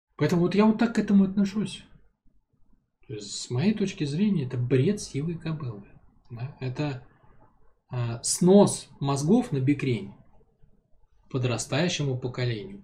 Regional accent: Saint Petersburg, Russia; я, в принципе, городской ребенок, я родился там в Ленинграде, да, мама с папой у меня оба из Ленинграда, то есть я такой потомственный городской ребенок

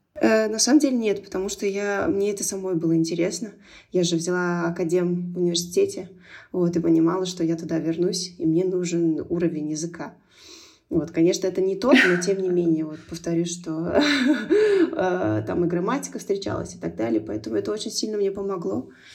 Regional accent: Turkmenistan; moved away; also born or lived in Moscow; Я росла в Туркмении, и туркменский язык был повсюду. Дома мы говорили на русском языке

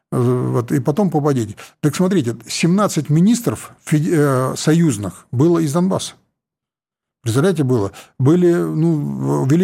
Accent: Siberia, Russia; я вот сибиряк, э, там, честно признаюсь, у меня совершенно такое образование э, политическое было, там высшая партийная школа за спиной, Новосибирский аграрный университет

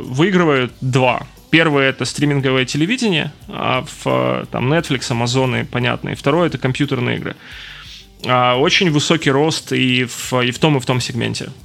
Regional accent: Donetsk, Donetsk Oblast, Ukraine; moved away as an adult; also born or lived in Kyiv; я из Донецка

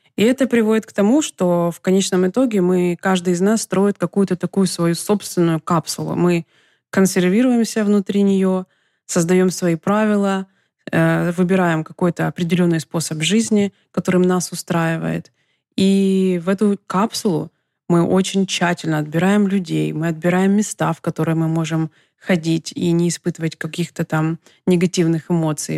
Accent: Donetsk, Donetsk Oblast, Ukraine; moved away as an adult; also born or lived in Kyiv, Ukraine; now in Los Angeles, United States; я родилась и выросла в Украине и более 25 лет прожила в Донецке

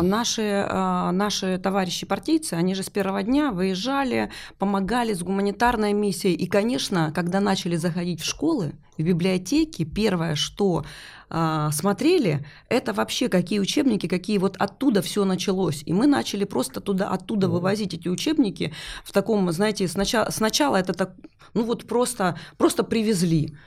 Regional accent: Luhansk, Luhansk Oblast, Ukraine; moved away as an adult; also born or lived in Vorkuta; Я вообще сама из Луганска

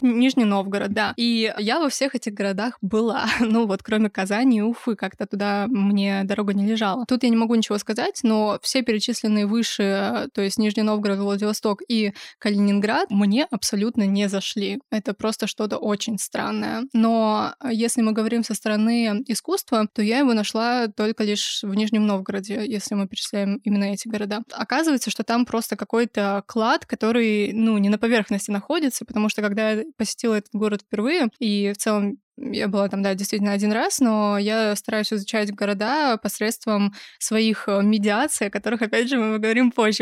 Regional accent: Kazakhstan; moved away as an adult; now in Chelyabinsk, Russia; я родилась в Казахстане и жила там до 18 лет, и переехала в Челябинск в 16 году

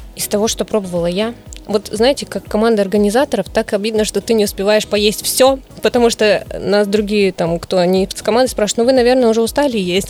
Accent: Khabarovsk Krai, Russia; now in Vladivostok, Russia; Я сама из Хабаровского края, и когда переехала в Владивосток

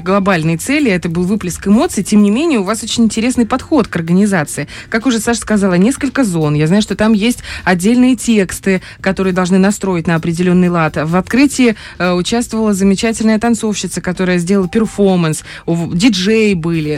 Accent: Dnestrovsk, Transnistria, Moldova; я из Днестровска

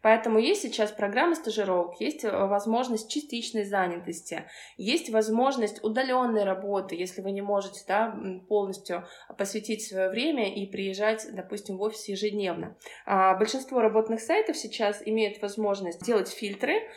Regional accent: Kursk, Kursk Oblast, Russia; moved away as an adult; now in Moscow, Russia; я вообще родом из Курска и переехала в Москву пять лет назад

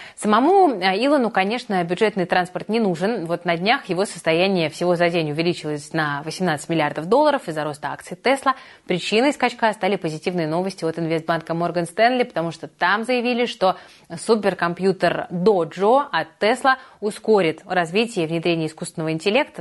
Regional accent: Saint Petersburg, Russia; я, как коренная петербурженка

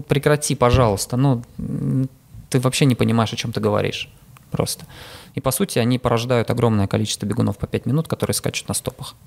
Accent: Saint Petersburg, Russia; я питерский

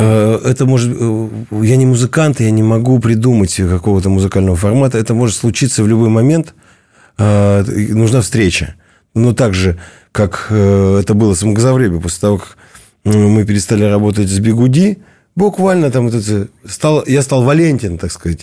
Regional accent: Kemerovo, Kemerovo Oblast, Russia; я из Кемерово.

